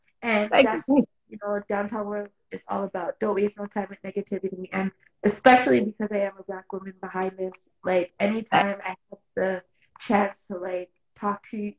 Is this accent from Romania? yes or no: no; Toronto, Ontario, Canada; I'm from Toronto, Canada